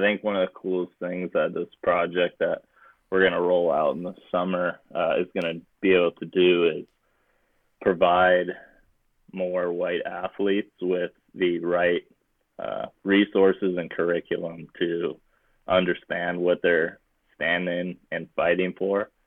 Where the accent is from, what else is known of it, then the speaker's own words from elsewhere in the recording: Bay Area, California, United States; growing up in the Bay Area